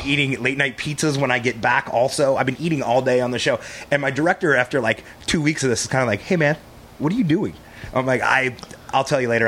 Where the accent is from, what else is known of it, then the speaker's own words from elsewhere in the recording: Texas, United States; We're all from Texas